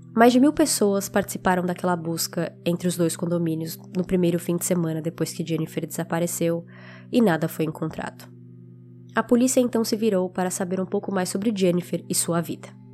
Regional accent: São Paulo, Brazil; now in United States; especificamente em São Paulo, que é de onde eu sou

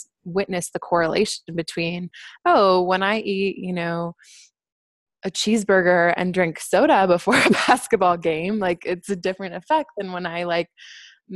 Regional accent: Wisconsin, United States; I'm from the Midwest. I'm from Wisconsin.

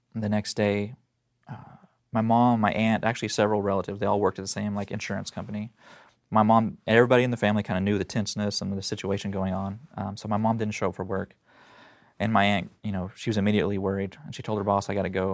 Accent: Tulsa, Oklahoma, United States; I was born in Tulsa, Oklahoma, and so that's where all this happened

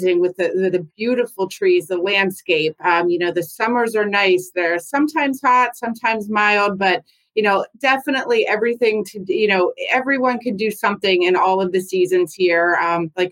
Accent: Pittsburgh, Pennsylvania, United States; I have lived in Pennsylvania my whole life. I was from Pittsburgh originally.

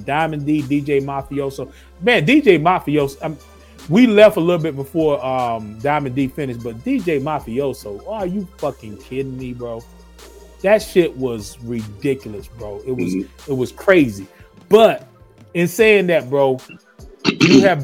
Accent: North Carolina, United States; now in Atlanta, United States; I'm from North Carolina originally.

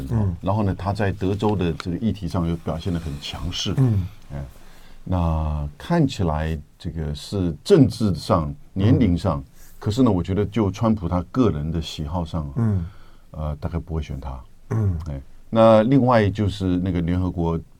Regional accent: Yonghe, New Taipei, Taiwan; born there; 我出生地。

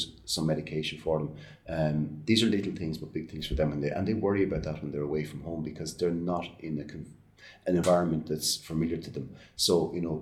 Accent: Ireland; our lives growing up in Ireland, we're well used to going around to answer our grandparents' houses

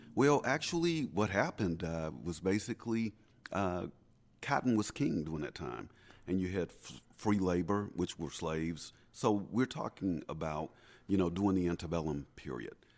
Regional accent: Natchez, Mississippi, United States; I am an eighth generation Natchezian

